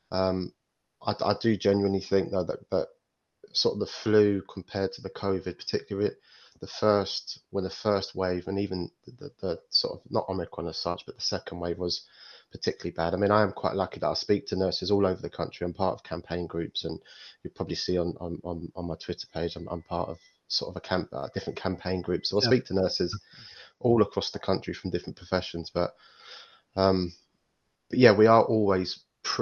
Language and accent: English; London, United Kingdom; moved away; also born or lived in Midlands; I grew up in, you know, quite a rough area growing up in East London